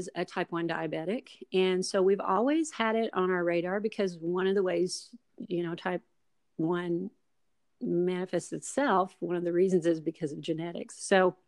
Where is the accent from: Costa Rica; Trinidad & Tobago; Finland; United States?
United States; Kentucky; moved away as an adult; also born or lived in Tennessee; we're originally from Kentucky, and we moved from Kentucky to Tennessee, to just north of Nashville, and lived there for 13 years